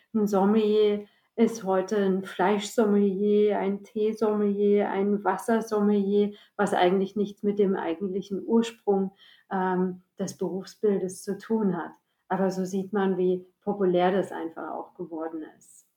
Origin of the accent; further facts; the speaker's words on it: East Germany, Germany; moved away; ich bin ja in der Ex-DDR geboren